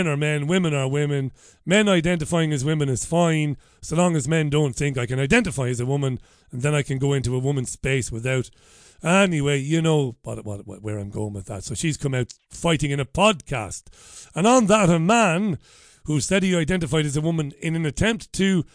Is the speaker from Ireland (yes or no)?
yes; Waterford, Munster, Ireland; first language Irish; moved away as an adult; now in Greater Manchester, United Kingdom; I was working on radio back in my hometown of Waterford